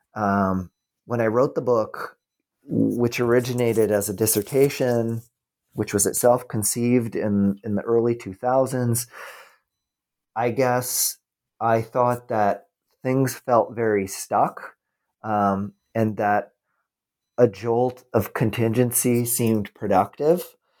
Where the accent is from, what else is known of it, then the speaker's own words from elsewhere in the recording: United States; as an American